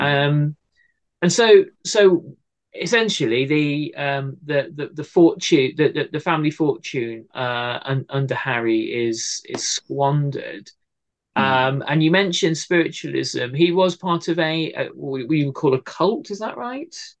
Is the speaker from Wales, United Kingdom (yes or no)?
yes; Cardiff, Wales, United Kingdom; my hometown here cardiff